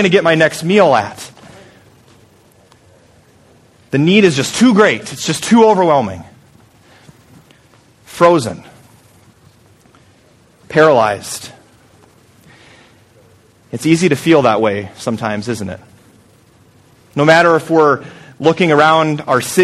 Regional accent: Story City, Iowa, United States; moved away; I'm just a small town guy from Story City, Iowa.

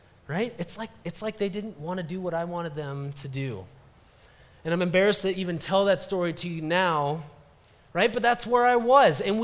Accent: Story City, Iowa, United States; I worked at a camp just up the road near my hometown, Story City, Iowa

